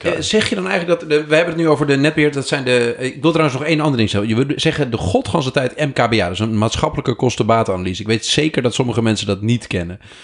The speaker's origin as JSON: {"language": "Dutch", "region": "Groningen", "country": "Netherlands", "said": "Ik ben ook een Groninger"}